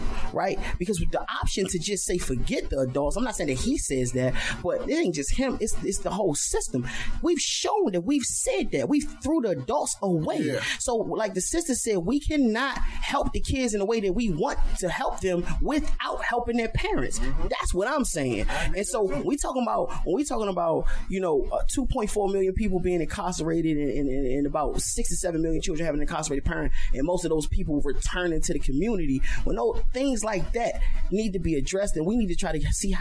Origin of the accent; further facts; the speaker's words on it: Washington, District of Columbia, United States; I'm from Washington, D.C. My father went to prison in 1989